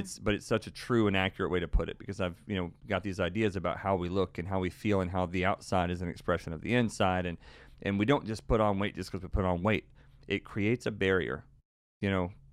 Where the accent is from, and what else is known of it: Texas, United States